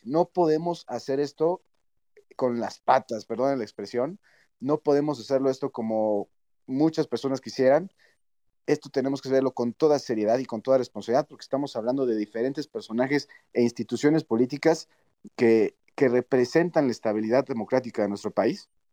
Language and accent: Spanish; Mexico